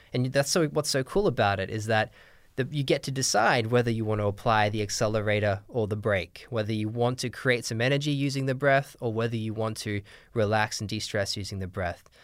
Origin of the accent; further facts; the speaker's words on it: Australia; moved away; I'm from Australia originally, but my dad's English